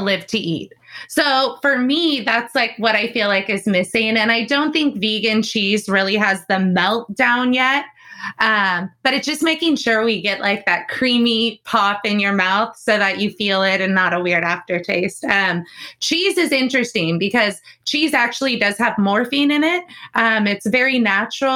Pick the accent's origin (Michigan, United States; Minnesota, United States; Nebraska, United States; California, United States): California, United States; Growing up in California